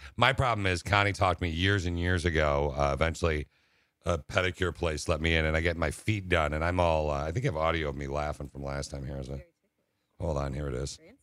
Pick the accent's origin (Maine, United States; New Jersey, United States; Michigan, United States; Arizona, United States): Michigan, United States; Lansing; I was raised in Lansing